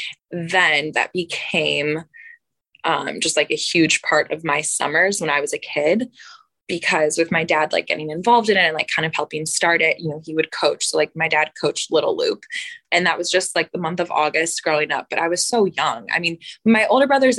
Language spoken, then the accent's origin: English; Buffalo, New York, United States; moved away as an adult; also born or lived in Tuscaloosa, Alabama; I'm born and raised in Buffalo, New York